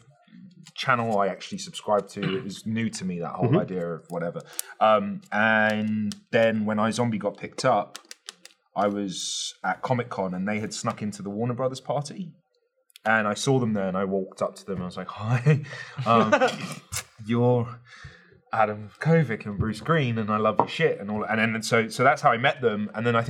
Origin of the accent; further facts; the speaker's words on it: United Kingdom; even as a Brit